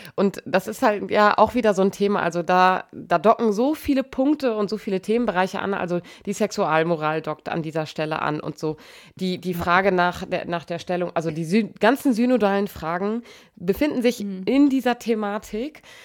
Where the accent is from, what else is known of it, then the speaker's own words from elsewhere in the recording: Germany; bei uns in Deutschland